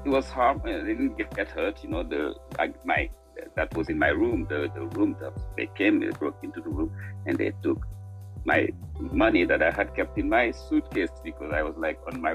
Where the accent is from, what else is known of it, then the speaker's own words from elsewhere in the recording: Senegal; moved away as an adult; also born or lived in Dakar; now in New York, United States; we were very political growing up in Senegal